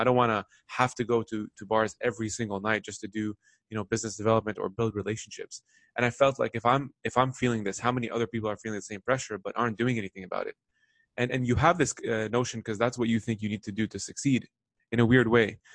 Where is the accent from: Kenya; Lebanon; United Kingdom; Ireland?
Lebanon; now in North America; I grew up in the Middle East. I, I was born in Lebanon.